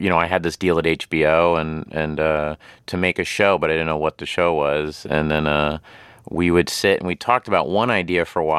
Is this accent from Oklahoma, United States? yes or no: yes; Tulsa, Oklahoma, United States; It was essentially me playing someone I grew up with in Tulsa, Oklahoma.